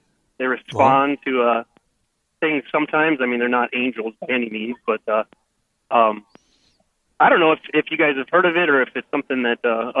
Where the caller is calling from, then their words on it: Mott, North Dakota, United States; Yeah, well, I'm from Mott, not Dickinson, but yes.